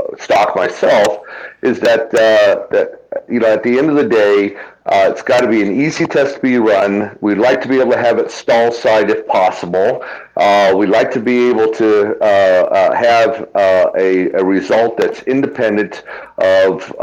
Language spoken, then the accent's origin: English; Tucson, Arizona, United States; Born and raised in Tucson, Arizona, in a small ranch out there